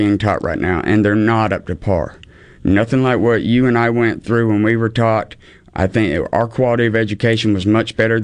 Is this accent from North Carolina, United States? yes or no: yes; North Carolina, United States; moved away as an adult; also born or lived in Norfolk, Virginia; now in Mississippi, United States; I actually grew up in North Carolina, a little small town